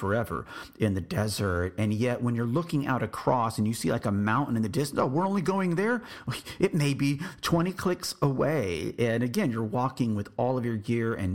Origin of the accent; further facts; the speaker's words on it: San Antonio, Texas, United States; I'm from San Antonio, Texas